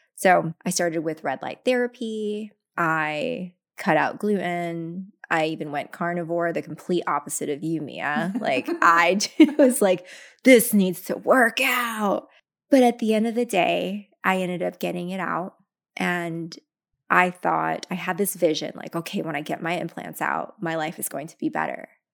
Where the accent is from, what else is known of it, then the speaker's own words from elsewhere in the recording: Tacoma, Washington, United States; also born or lived in Philippines; grew up very, very poor from Tacoma, Washington